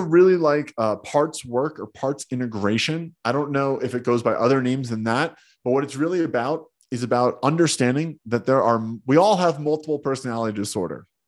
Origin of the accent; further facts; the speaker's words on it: New Jersey, United States; I grew up in Jersey, being a tough Jersey kid